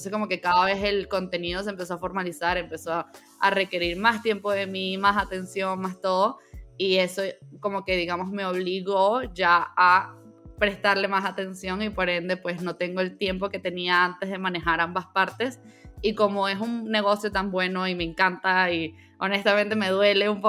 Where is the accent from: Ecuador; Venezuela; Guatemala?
Venezuela; born there; also born or lived in Mexico; bueno, yo … soy venezolana de nacimiento y desde entonces he vivido en muchos lados. En el 2020 yo estaba viviendo en México